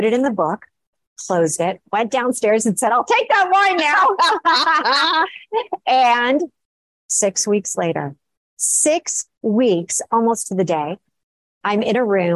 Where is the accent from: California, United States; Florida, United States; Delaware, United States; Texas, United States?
California, United States; Los Angeles; I grew up in Los Angeles